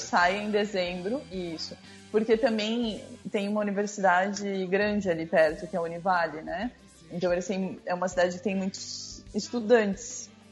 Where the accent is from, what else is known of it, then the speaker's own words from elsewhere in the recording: São Francisco do Sul, Santa Catarina, Brazil; also born or lived in Balneário Camboriú; now in Joinville, Brazil; Eu sou, eu sou daqui, eu nasci em São Francisco do Sul.